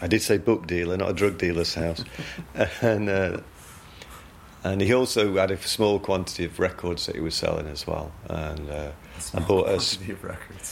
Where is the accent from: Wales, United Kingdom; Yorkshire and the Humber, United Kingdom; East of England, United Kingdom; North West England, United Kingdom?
Yorkshire and the Humber, United Kingdom; I'm from South Yorkshire, so the dialect is similar